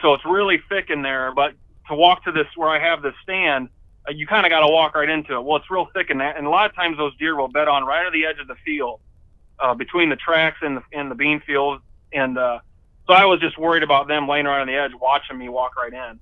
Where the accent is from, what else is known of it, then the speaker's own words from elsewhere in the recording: Indiana, United States; moved away as an adult; now in Michigan, United States; I grew up in Indiana